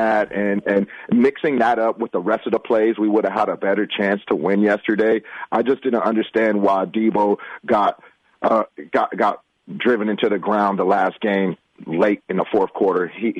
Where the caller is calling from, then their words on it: Oakland, California, United States; I'm calling from Oakland.